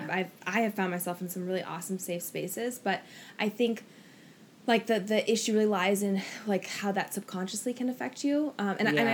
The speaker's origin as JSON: {"language": "English", "region": "Oregon", "country": "United States", "moved": "yes", "lives_now": "Los Angeles, United States", "said": "I'm from Oregon originally, and now I live"}